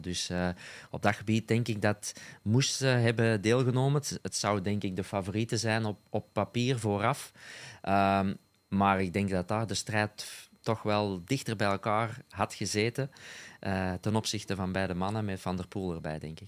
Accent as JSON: {"language": "Dutch", "region": "Flanders", "country": "Belgium"}